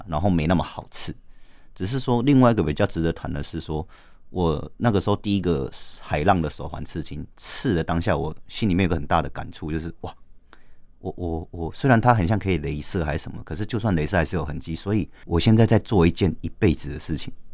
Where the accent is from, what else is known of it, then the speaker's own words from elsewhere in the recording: Taitung, Taitung County, Taiwan; moved away as an adult; now in Taipei, Taiwan; 我是台东人